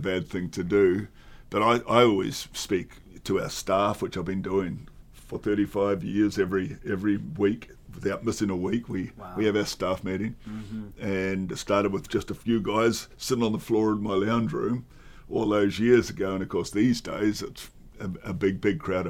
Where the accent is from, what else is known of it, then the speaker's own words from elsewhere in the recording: Australia; I'm an Australian.